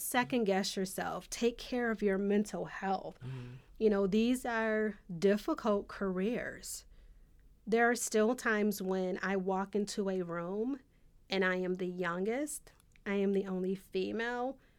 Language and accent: English; Buffalo, New York, United States; I was from Buffalo